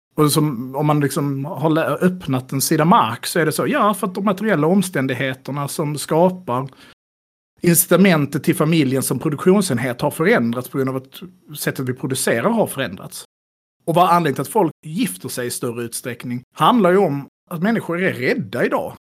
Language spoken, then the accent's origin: Swedish; Skåne, Sweden; jag som skåning